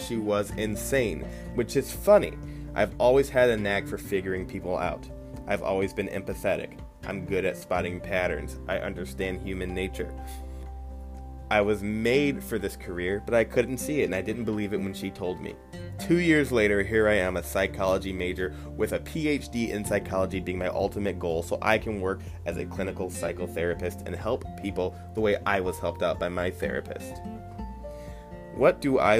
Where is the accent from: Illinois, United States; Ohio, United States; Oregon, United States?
Ohio, United States; Toledo; I was born and raised in Toledo, Ohio, and I still reside near there